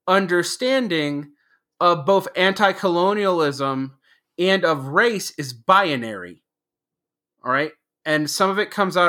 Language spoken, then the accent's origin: English; Georgia, United States; moved away as an adult; also born or lived in Mexico / Egypt / Asia; When I was growing up in the South in the 1980s, I'm originally from Georgia